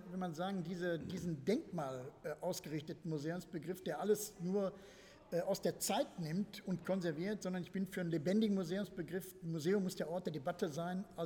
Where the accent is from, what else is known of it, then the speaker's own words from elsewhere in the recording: Gelsenkirchen, North Rhine-Westphalia, Germany; in Gelsenkirchen äh, gibt es Stadtteile aus, in meiner Heimatstadt.